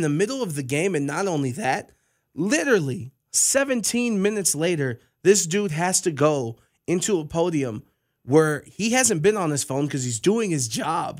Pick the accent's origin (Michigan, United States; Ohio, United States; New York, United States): Ohio, United States; Cleveland; I'm from Cleveland